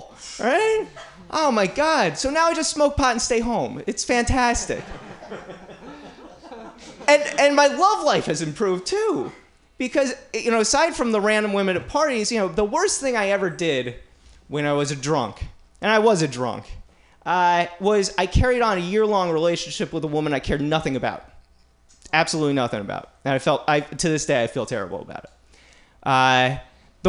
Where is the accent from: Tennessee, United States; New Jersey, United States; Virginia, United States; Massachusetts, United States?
New Jersey, United States; now in San Francisco, United States; East Coast, growing up in Jersey